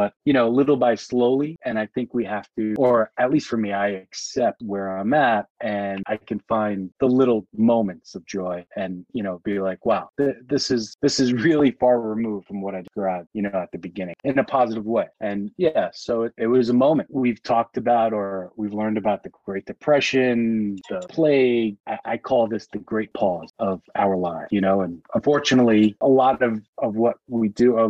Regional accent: New York City, New York, United States; also born or lived in Soho, Manhattan; I was raised in Bayside, Queens, about 25 minutes from where I reside now. And I am a New Yorker through and through.

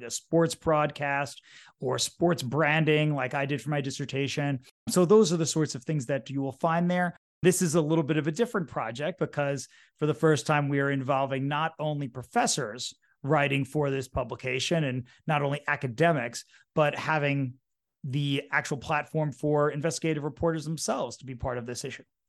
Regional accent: New York City, New York, United States; also born or lived in Ohio / New Jersey; I grew up in New York City

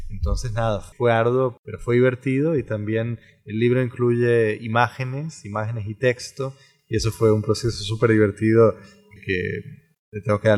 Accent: Costa Rica; que es un académico como yo, tico como yo, que ha vivido muchísimo tiempo afuera

